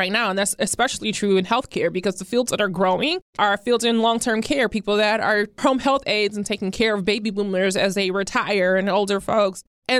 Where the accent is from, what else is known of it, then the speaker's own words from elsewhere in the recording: Toledo, Ohio, United States; Or the auto worker in Toledo, Ohio. My hometown.